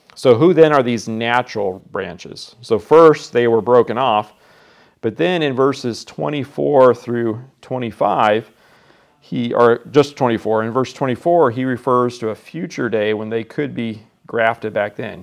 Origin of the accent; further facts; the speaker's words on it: Iowa, United States; I'm from Iowa